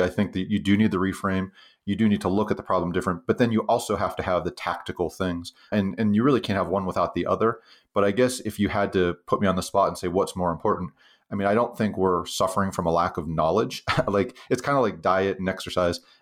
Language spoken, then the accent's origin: English; Western Pennsylvania, United States; moved away as an adult; now in Utah, United States; I grew up actually in Western Pennsylvania, uh, in a little kind of depressed steel town